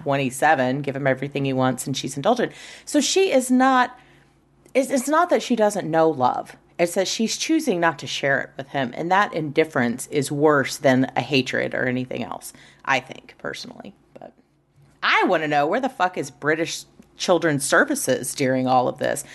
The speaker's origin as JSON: {"language": "English", "country": "United States", "said": "I'm American"}